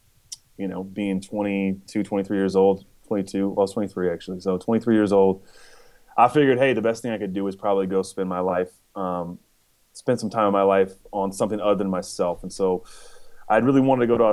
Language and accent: English; Chico, California, United States; moved away as an adult; also born or lived in San Diego, California / Wisconsin; now in Nashville, United States; I'm from Northern California. I was born and semi-raised in Chico, California